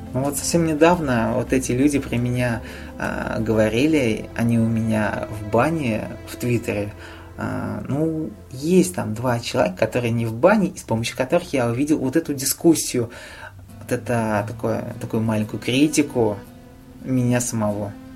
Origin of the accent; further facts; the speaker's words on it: Nizhny Novgorod, Nizhny Novgorod Oblast, Russia; в моем родном городе